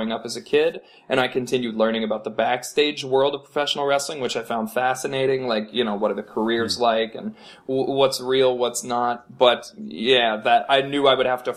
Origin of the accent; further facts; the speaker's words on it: Edmonton, Alberta, Canada; moved away as an adult; now in Vancouver, Canada; my hometown of Edmonton